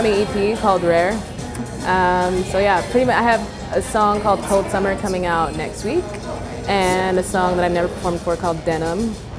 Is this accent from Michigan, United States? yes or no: no; Utah, United States; now in Atlanta, United States; I'm not from Atlanta. I actually grew up in Utah.